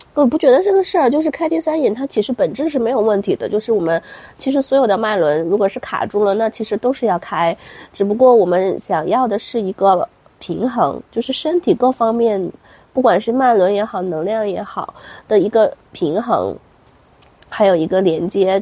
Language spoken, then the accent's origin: Chinese; China; 我们中国人